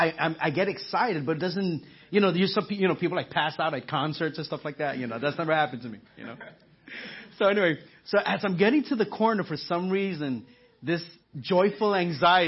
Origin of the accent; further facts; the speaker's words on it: New York, United States; moved away; I'm from New York, so I say awe